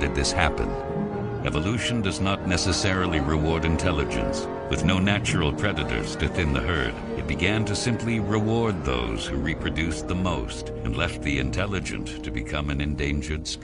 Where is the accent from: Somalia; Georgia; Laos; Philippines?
Laos; now in United States; years, but uh, first come from Laos.